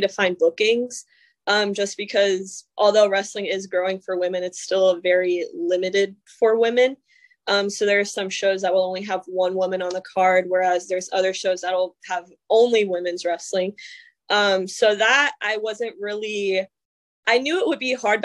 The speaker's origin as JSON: {"language": "English", "region": "North Carolina", "country": "United States", "tie": "born or raised there", "said": "I grew up in North Carolina and it's a big wrestling state"}